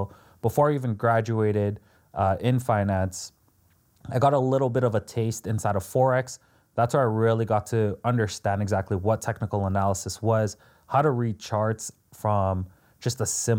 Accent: Toronto, Ontario, Canada; I'm also Canadian from Toronto.

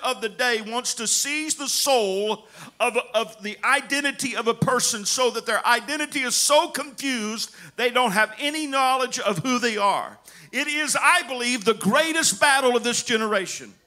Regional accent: United States; our family is Scotch Welsh, not Scotch Irish. And then I have a little bit of Cherokee Indian in me, amen. But I'm American

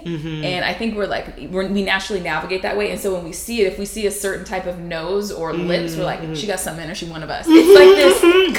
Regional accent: Chino, California, United States; also born or lived in Bellflower, California; I'm from Chino, California, born in Bellflower, from Chino. I'm a Sagittarius. I was raised by a Black mother and a Mexican father, and my mother is a brown-skinned Black woman who's from Mississippi

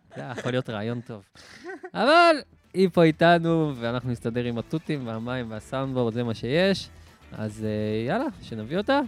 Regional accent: Or HaNer, Southern District, Israel; moved away as an adult; also born or lived in Tiberias; now in Tel Aviv, Israel; אני גם מהדרום

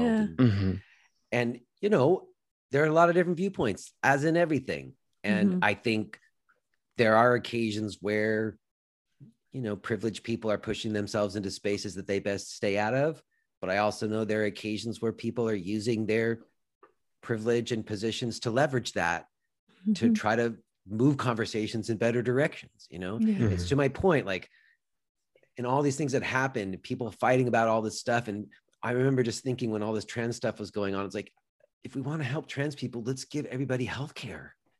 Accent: New York City, New York, United States; You know, I grew up in New York City in the 90s.

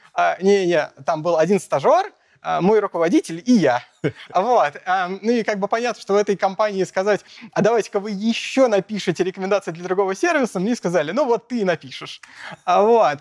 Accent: Moscow, Russia; родился в Москве, учился в Москве

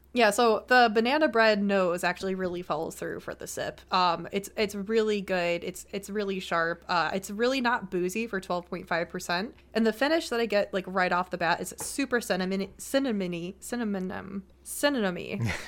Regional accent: Buffalo, New York, United States; I'm from Buffalo

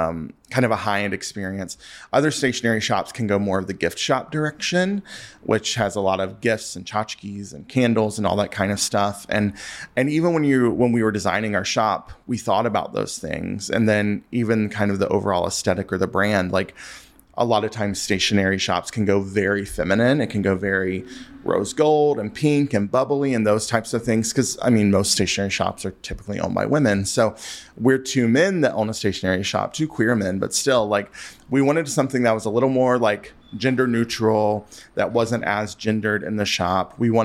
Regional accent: the South, United States; I'm from the South, so we put ranch on everything there, too.

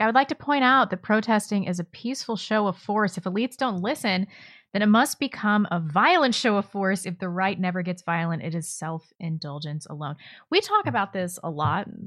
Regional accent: St. Louis, Missouri, United States; moved away; I grew up in West County, though, so it's not like I got the full Saint Louis experience

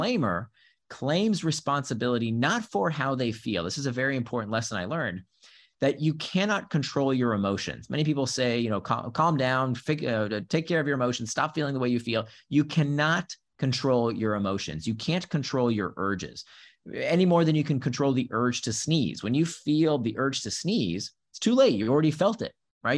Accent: Central Florida, United States; first language Hebrew; also born or lived in Israel; I grew up in Central Florida.

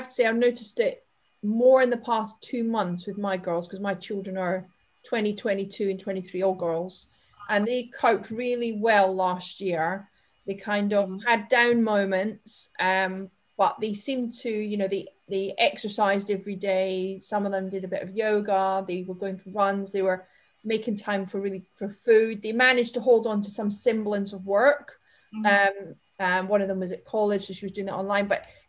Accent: Scotland, United Kingdom; accent: Scottish; And I obviously I'm Scottish, but have kind of lost that thick accent and the words.

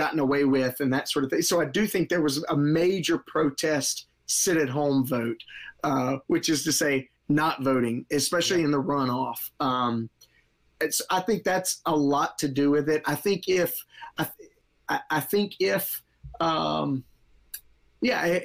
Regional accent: Mississippi, United States; now in Marietta, United States; I'm not originally from Georgia. I grew up in Mississippi, and things are a little slower moving down there.

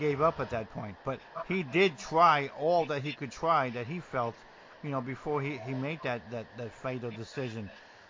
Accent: New Jersey, United States; also born or lived in coastal Georgia; now in Georgia, United States; growing up in New Jersey, and as rough as it can be, the neighbors still talk to the neighbors

